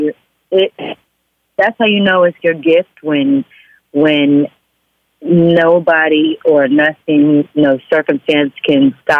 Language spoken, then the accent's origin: English; Oklahoma, United States; but hey, I'm from Oklahoma. What does she know?